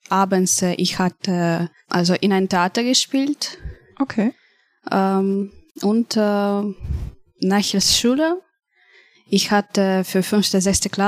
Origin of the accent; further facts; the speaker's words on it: Kharkiv, Kharkiv Oblast, Ukraine; German is a second language; moved away; Wir haben Tickets gebucht für einen Bus aus Kharkiv meine Heimatstadt, mhm. nach ähm, Krakow, also nach Polen.